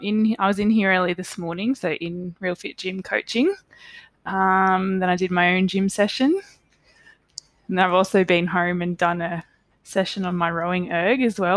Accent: Canberra, Australian Capital Territory, Australia; I've loved growing up in Canberra. Probably a bit biased because it's all I've ever known.

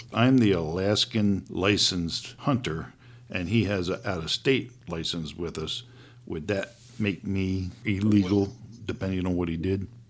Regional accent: East Coast, United States; moved away; I grew up on the East Coast hunting deer before I moved out this way

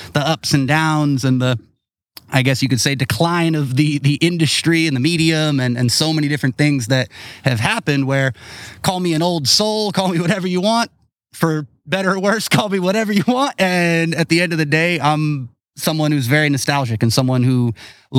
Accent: Watsonville, California, United States; growing up in Watsonville is you get fans of every single team.

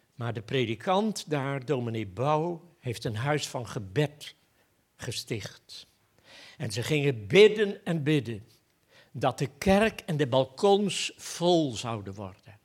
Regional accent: Goes, Zeeland, Netherlands; now in Apeldoorn, Netherlands; Ik ben opgegroeid in Goes

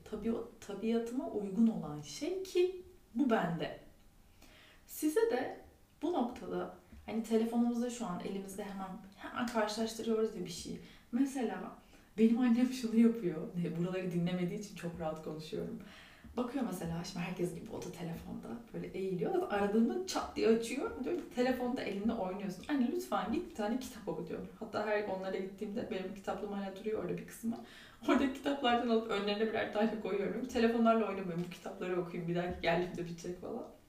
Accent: Turkey; biz Türkler olarak

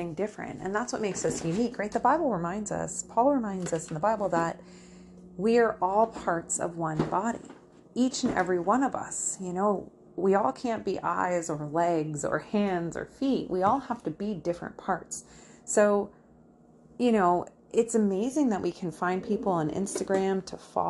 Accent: United States; now in Canada; I am from America. I'm American.

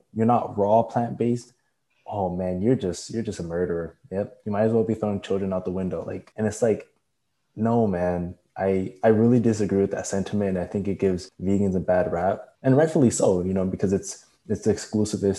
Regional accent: Jamaica; I'm Jamaican

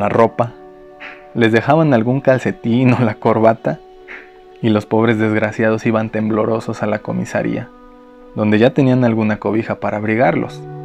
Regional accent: Guanajuato, Mexico; moved away; also born or lived in Mexico City; Regresé a Guanajuato luego de jubilarme en la Secretaría de Educación Pública

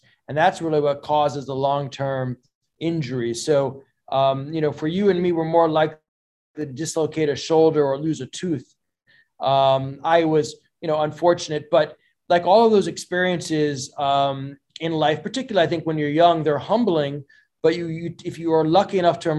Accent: White Plains, New York, United States; moved away as an adult; also born or lived in Manhattan, New York / Australia / Europe; now in New Orleans, United States; So I grew up in New York. I was actually born in Manhattan and then grew up in White Plains, which was a suburb of New York City, and really kind of grew up with a very kind of suburban existence in the 70s and 80s

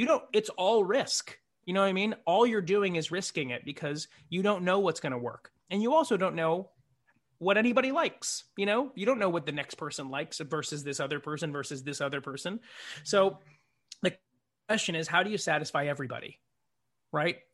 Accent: San Jose, California, United States; moved away; also born or lived in Saratoga, California; I'm from the Bay Area of California. I'm from San Jose

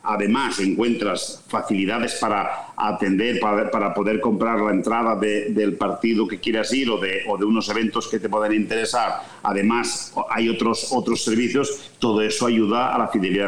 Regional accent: Vic, Catalonia, Spain; yo soy nacido en Vic, tierra de rallies

